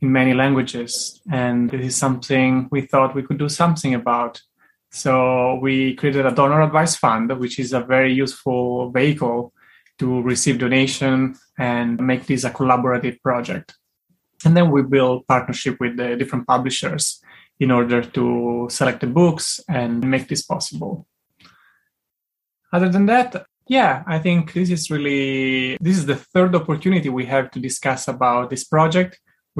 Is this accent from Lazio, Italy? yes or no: yes; Rome, Lazio, Italy; English is a second language; moved away as an adult; now in San Francisco, United States; I'm originally from Italy. I was born and raised in Rome. And I moved to San Francisco in 2019